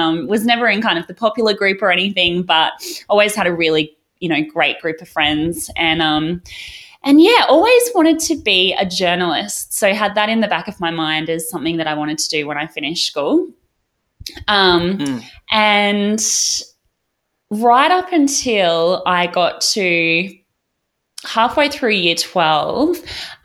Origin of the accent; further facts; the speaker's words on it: Gold Coast, Queensland, Australia; now in Brisbane, Australia; I'm living in Brisbane now, but I grew up down on the Gold Coast, so just down the road. Grew up in Burleigh